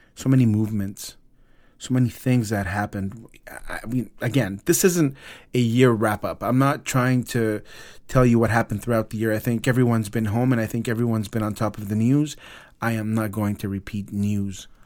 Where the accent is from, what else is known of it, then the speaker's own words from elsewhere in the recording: Los Angeles, California, United States; my hometown, Los Angeles